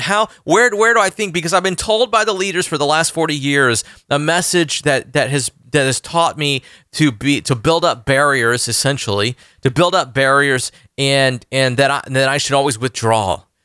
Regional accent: Orlando, Florida, United States; Orlando, Florida, my hometown

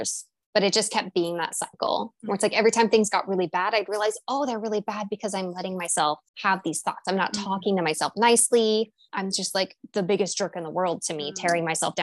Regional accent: Pacific Northwest, United States; born and raised in the Pacific Northwest

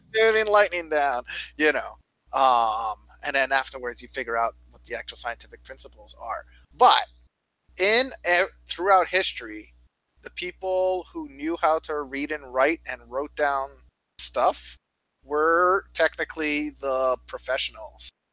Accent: Canada; now in United States; I come from Canada

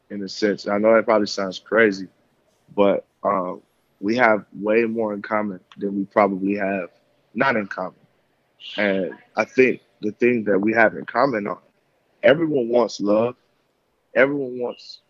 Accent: Tennessee, United States; also born or lived in Michigan; I came from Michigan and I grew up in Tennessee.

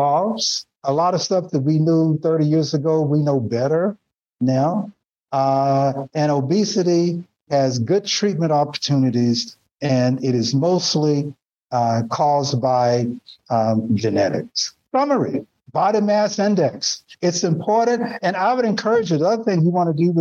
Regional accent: Nashville, Tennessee, United States; moved away; also born or lived in Connecticut; it's the way I grew up in Nashville, down south.

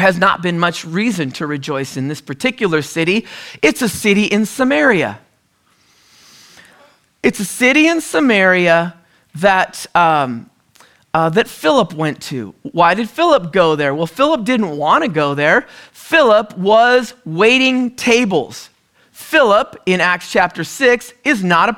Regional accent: the Northwest, Pacific Northwest, United States; moved away; also born or lived in California; we're originally from the Northwest

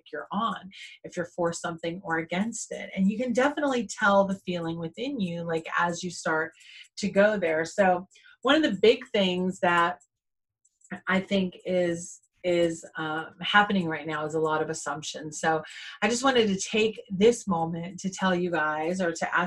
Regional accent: Jacksonville, Florida, United States; growing up in the South, growing up in Jacksonville, especially the Bible Belt

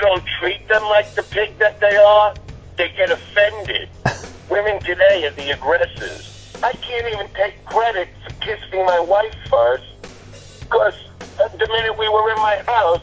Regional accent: New York City, New York, United States; I am from Brooklyn

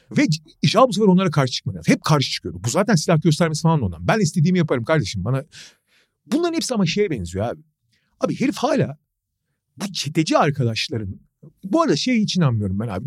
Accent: Turkey

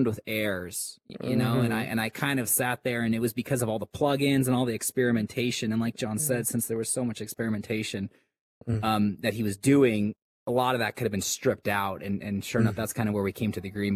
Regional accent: Minnesota, United States; moved away; I am from Central, from Minnesota originally

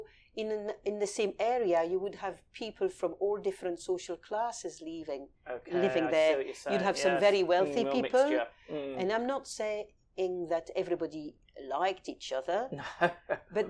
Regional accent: Paris, Île-de-France, France; now in London, United Kingdom; I was raised in Paris

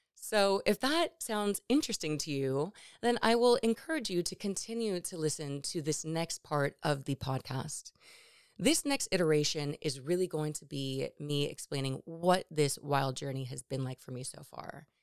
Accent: Los Angeles, California, United States; I'm from the Valley in Los Angeles

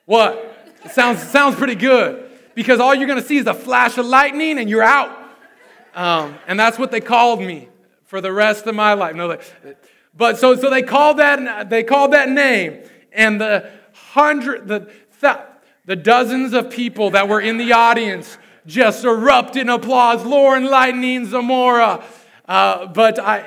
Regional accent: Susanville, California, United States; my hometown of Susanville, California

